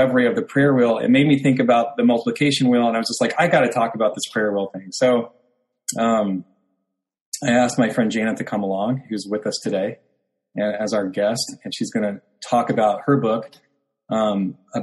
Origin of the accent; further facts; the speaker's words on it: Oklahoma City, Oklahoma, United States; my hometown in Oklahoma City